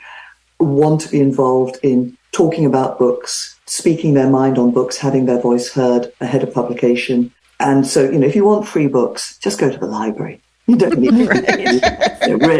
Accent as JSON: {"language": "English", "region": "England", "country": "United Kingdom", "tie": "born or raised there", "moved": "as an adult", "lives_now": "California, United States", "said": "I grew up in England, you probably guessed. I'm in California now, have been for 30 years, but still sound like I got off a plane last week"}